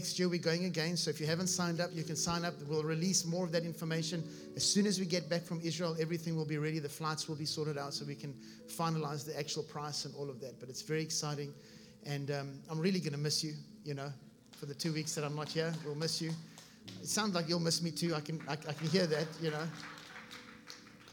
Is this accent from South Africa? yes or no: yes; South Africa; moved away as an adult; now in Vero Beach, United States; I was born in South Africa, and we came here about 15 years ago, my wife